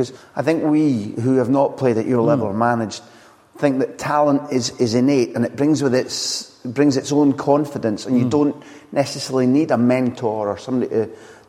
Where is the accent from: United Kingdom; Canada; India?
United Kingdom; Scot, Scotland; even as a Scot.